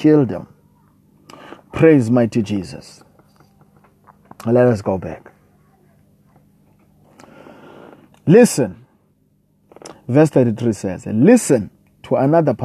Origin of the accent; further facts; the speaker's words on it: South Africa; I come all the way from South Africa